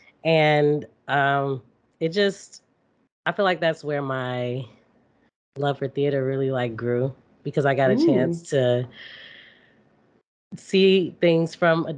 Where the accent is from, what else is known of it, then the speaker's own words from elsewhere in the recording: Calumet City, Illinois, United States; I've just moved around like the suburbs and lot, the south suburbs of Chicago.